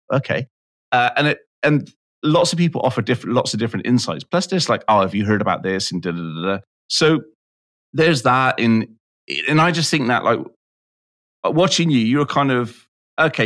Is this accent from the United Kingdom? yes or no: yes; United Kingdom; I'm I'm British